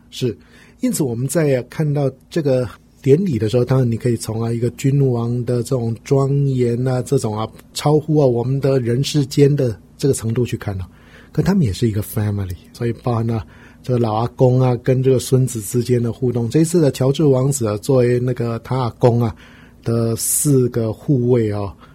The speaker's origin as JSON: {"language": "Chinese", "country": "Taiwan", "said": "我们台湾人"}